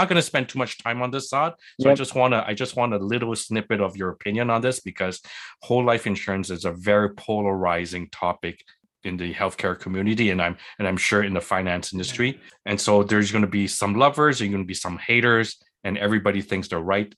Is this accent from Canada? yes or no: yes; Quebec, Canada; I'm from Quebec, in Quebec, we barely learn what math is